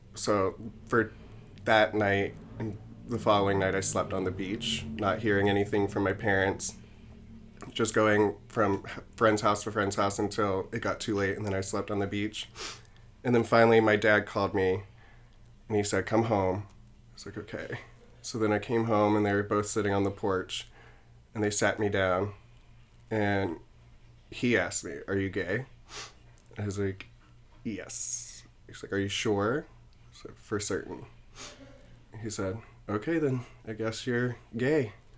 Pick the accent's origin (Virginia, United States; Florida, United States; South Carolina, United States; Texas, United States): South Carolina, United States; now in New York, United States; I'm originally from South Carolina, grew up, um, in a Southern Baptist home